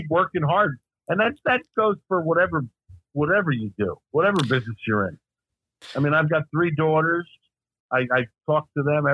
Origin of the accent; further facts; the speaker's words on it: Newark, New Jersey, United States; also born or lived in Fort Lee; I grew up pretending in the Newark schoolyards